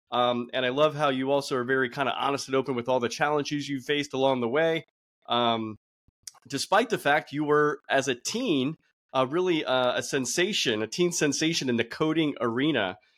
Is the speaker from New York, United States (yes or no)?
no; Broward County, Florida, United States; also born or lived in Miami; I was born in Miami, raised in Broward, though.